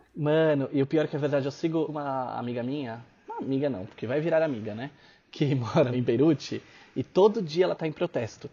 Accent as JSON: {"language": "Portuguese", "country": "Brazil", "said": "eu sou brasileiro"}